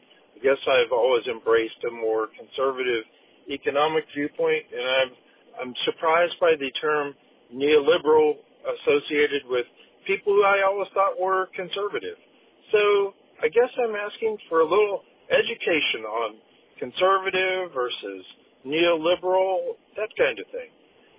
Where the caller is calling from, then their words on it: Dallas-Fort Worth area, Texas, United States; I'm calling from the Dallas-Fort Worth area.